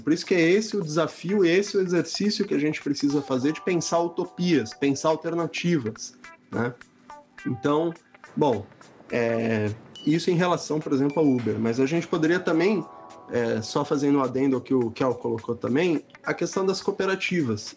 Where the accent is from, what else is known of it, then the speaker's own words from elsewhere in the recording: Santos, São Paulo, Brazil; moved away; em Santos, que é onde eu nasci, onde eu estou morando agora, porque eu voltei para cá durante a pandemia